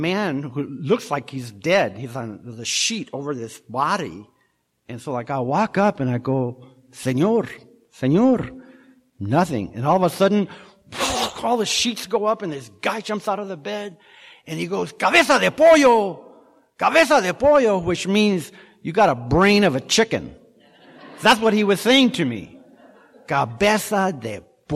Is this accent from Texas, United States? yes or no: no; Orange County, California, United States; moved away as an adult; also born or lived in Washington; now in Laguna Niguel, United States; I'm from Orange County